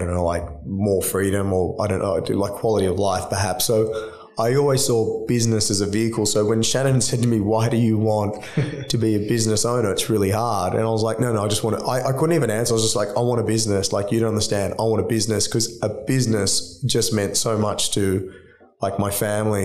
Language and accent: English; Sydney, New South Wales, Australia; I grew up in Drummoyne